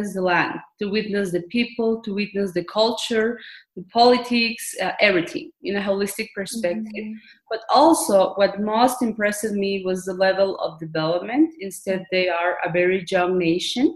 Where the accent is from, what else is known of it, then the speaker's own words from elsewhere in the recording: Guatemala; also born or lived in United States; I am from Guatemala, but I'm dual nationality too. I'm American too. I born in the United States. They have lived almost all my life in Guatemala, Central America. I was raised here